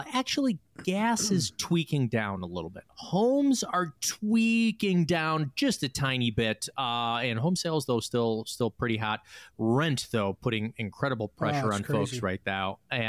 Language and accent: English; Chicago, Illinois, United States; being born and raised in Chicago